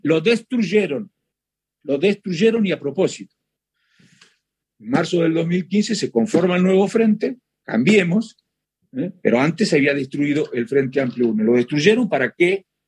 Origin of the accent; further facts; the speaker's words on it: Chascomús, Buenos Aires Province, Argentina; Yo soy, de Chascomús